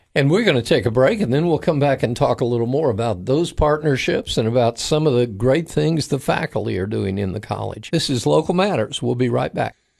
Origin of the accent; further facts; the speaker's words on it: near the Kennedy Space Center, Florida, United States; I grew up near the Kennedy Space Center